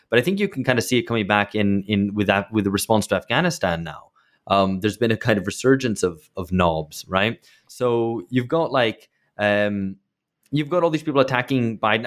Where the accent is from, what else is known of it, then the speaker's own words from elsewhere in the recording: United Kingdom; moved away; I grew up in Britain